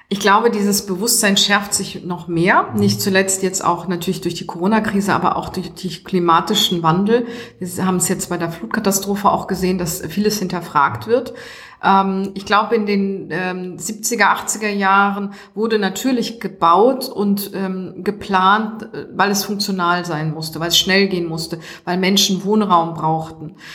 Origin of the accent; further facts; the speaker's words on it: Hamburg, Germany; jetzt heute wieder in meiner Heimatstadt zu sein